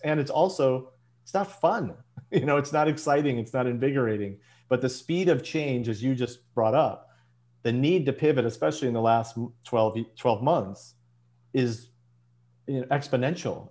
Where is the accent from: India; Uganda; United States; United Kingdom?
United States; Chicago, Illinois; moved away as an adult; now in Los Angeles, United States; I was born and bred in Chicago